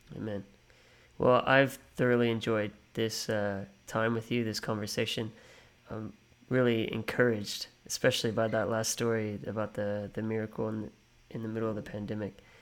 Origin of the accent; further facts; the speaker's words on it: United States; now in Australia; I'm an American